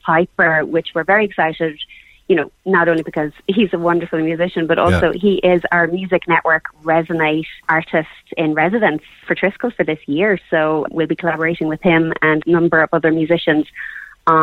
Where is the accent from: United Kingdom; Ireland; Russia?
Ireland; Cork, Munster; we're from Cork. I'm a Cork girl